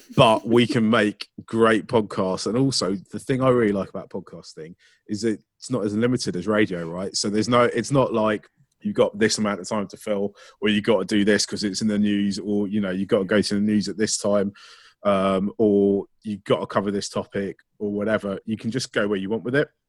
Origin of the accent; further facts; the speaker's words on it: Ealing, London, United Kingdom; I grew up in Ealing